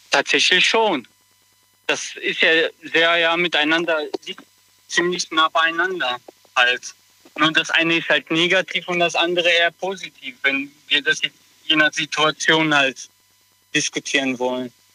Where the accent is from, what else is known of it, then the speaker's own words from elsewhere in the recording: Kottenheim, Rhineland-Palatinate, Germany; Ich komme aus Kottenheim, das ist neben Mayen in Rheinland-Pfalz